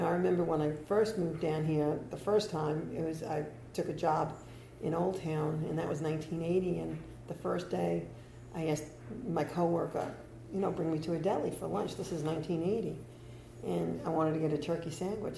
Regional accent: New York, United States; moved away as an adult; now in Delray Beach, United States; I'm from New York

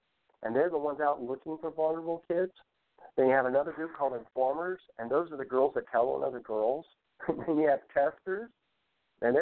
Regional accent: United States

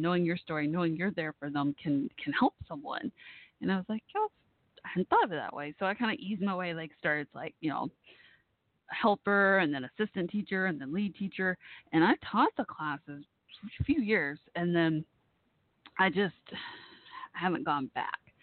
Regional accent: Dallas, Texas, United States; Dallas, my hometown area

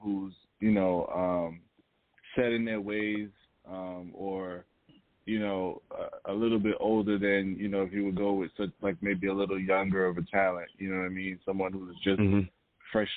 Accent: New York City, New York, United States; moved away; I'm from New York, so shout out to Queens

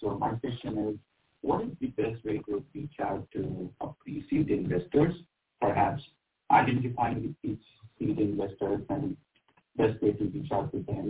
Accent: Austin, Texas, United States; From Austin, Texas.

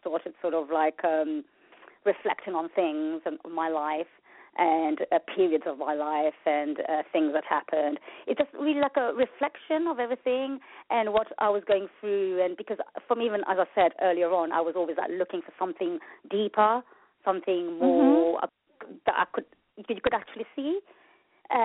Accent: London, United Kingdom; also born or lived in Mauritius; I was born in Mauritius, and I was brought up in London, North London.

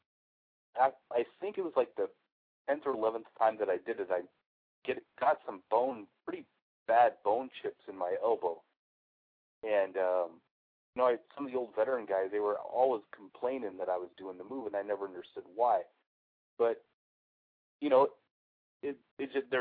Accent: the Northwest, Pacific Northwest, United States; I grew up in the Northwest

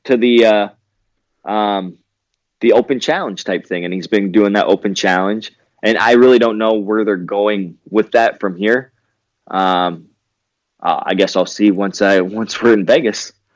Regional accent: Canada; growing up in Canada

